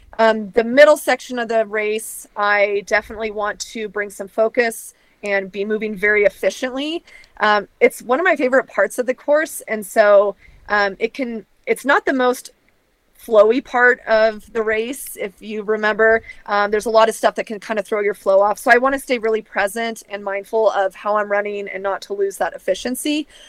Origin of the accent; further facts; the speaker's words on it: the Northwest, Pacific Northwest, United States; I'm from the Northwest, so.